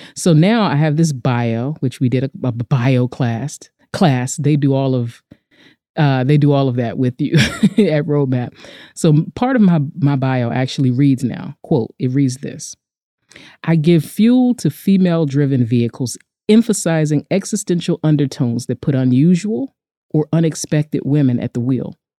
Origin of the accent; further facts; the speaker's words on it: United States; We're both American women, we're both Black